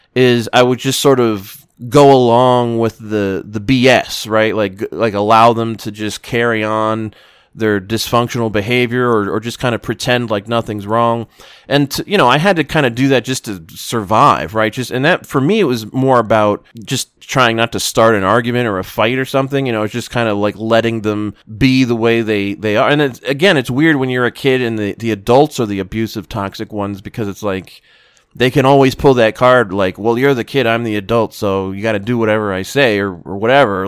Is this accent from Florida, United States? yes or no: yes; South Florida, United States; growing up in South Florida